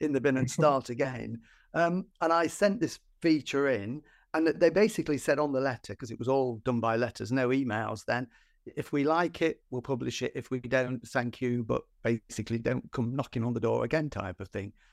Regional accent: Nottinghamshire, East Midlands, United Kingdom; I grew up in Nottinghamshire in, in the, in the mining villages.

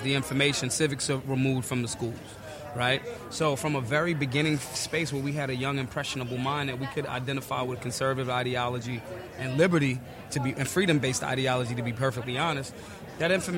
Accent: Philadelphia, Pennsylvania, United States; from urban America, I'm from North Philly.

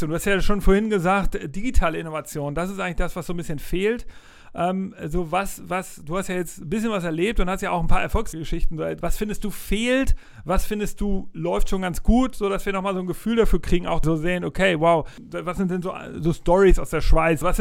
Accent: Hamburg, Germany; Weil als Hamburger ist es auch nur eine Stunde entfernt mit dem Flieger

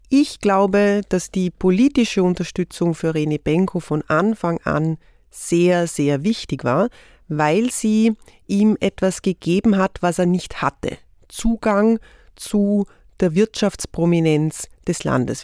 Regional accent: Vorarlberg, Austria; Ich komme aus Vorarlberg.

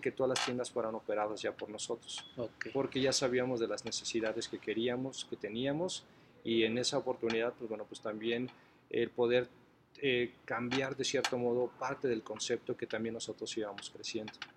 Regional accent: Mexico; nosotros como mexicanos

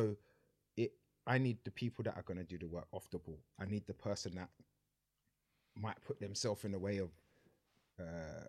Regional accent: London, United Kingdom; also born or lived in Sydenham / Peckham / Brixton; where I was in Lewisham, I grew up in Pitts

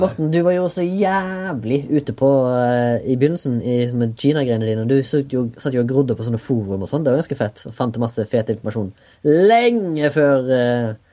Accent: Haugesund, Rogaland, Norway; now in Oslo, Norway; Jeg kommer fra Haugesund. Bor i Oslo.

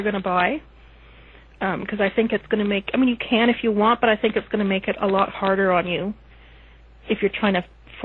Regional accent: Canada; I'm Canadian

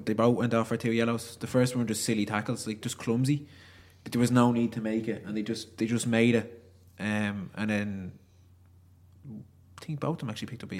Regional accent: Ireland; I'm not from Newbridge, I'm from Leeks.

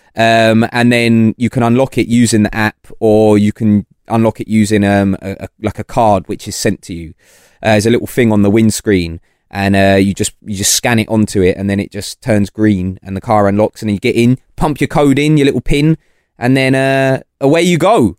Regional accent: London, United Kingdom; also born or lived in Portsmouth; I'm from London

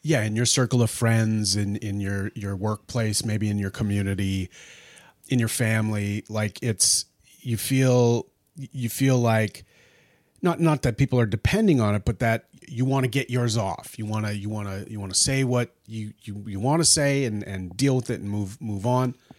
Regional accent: Treaty 3 First Nations, Ontario, Canada

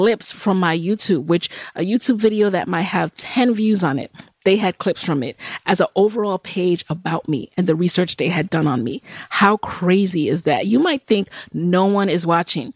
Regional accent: New York City, New York, United States; also born or lived in Jamaica; I grew up in the Bronx

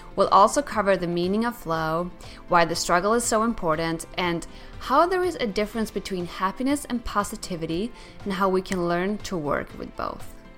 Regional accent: Sweden; also born or lived in New York; now in United States; I grew up in Sweden and lived in New York for three years

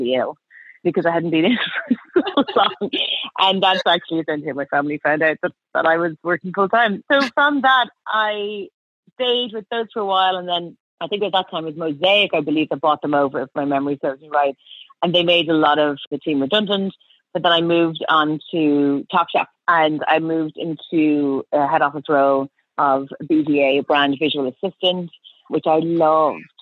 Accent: Dublin, Leinster, Ireland; moved away as an adult; now in London, United Kingdom; So I'm Irish, as you can probably tell. Well, I was born and grew up in Dublin, went to school and college there

